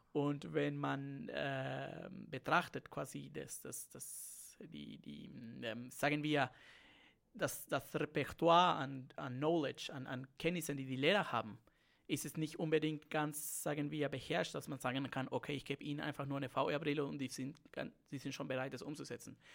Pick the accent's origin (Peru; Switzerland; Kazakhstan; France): Peru; accent: Spanish; German is a second language; moved away as an adult; also born or lived in Siegen, Germany / Bayreuth, Germany; now in Germany; ich bin Peruaner, muss man sagen. Ich komme aus Lateinamerika und deshalb habe ich auch ein bisschen so diesen spanischen Akzent